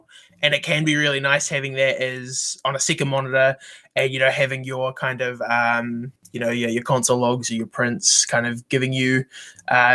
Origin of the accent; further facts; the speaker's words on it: New Zealand; I'm also a developer from New Zealand